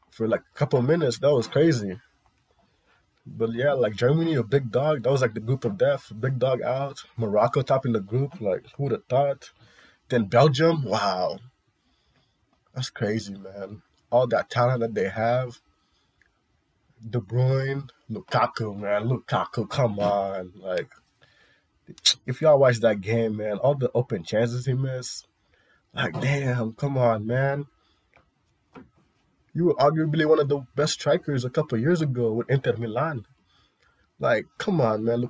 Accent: Senegal; I'm from Senegal

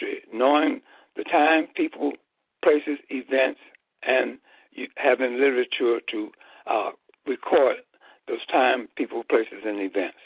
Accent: Chicago, Illinois, United States; I was born and raised in Chicago, Illinois

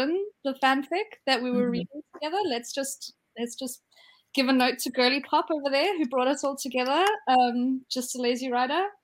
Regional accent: South Africa; now in England, United Kingdom; I'm a South African living in England

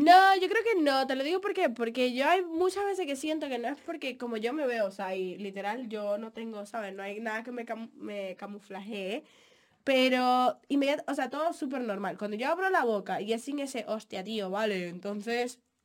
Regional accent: Dominican Republic; moved away; Mi mamá es tan así que mi mamá dejó vencer mi pasaporte dominicano

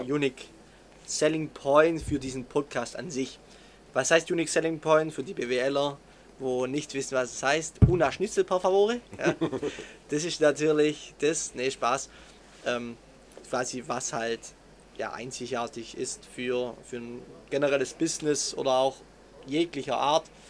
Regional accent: Swabia, Germany; accent: Swabian; wir kommen aus dem Schwabenländle

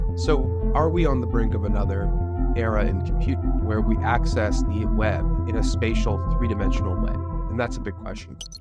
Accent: Canada; I'm a Canadian, and I started my career in traditional finance

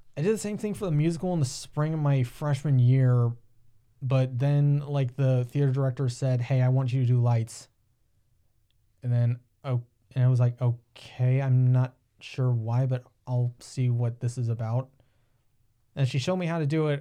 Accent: Upper Sandusky, Ohio, United States; also born or lived in Tiffin, Ohio; raised a little outside of Upper Sandusky, which is about thirty minutes away from Tiffin.

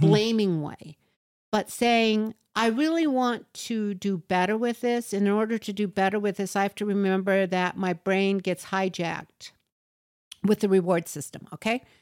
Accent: United States; first language English; we're American and we've only spoken English. Personally, I've spoken English and nothing else

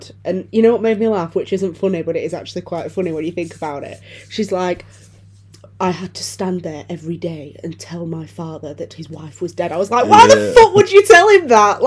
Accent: United Kingdom; I'm British

